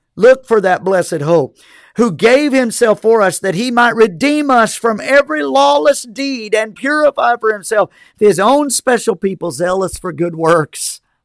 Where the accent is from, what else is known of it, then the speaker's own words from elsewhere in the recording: United States; as American citizens